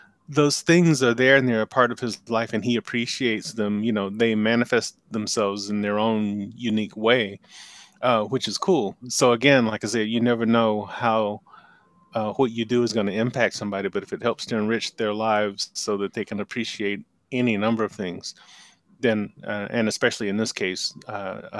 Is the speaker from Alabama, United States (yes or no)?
yes; Anniston, Alabama, United States; moved away as an adult; now in Atlanta, United States; I grew up in Anniston, Alabama, which is just a little, about 100 miles from here.